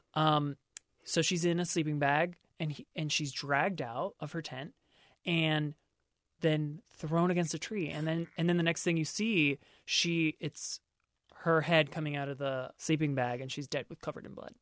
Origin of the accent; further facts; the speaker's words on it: Maryland, United States; my home state of Maryland